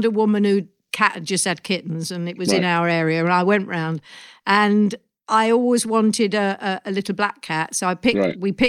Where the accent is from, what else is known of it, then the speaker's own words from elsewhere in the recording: London, United Kingdom; I grew up very close to where you grew up. I come from Neasden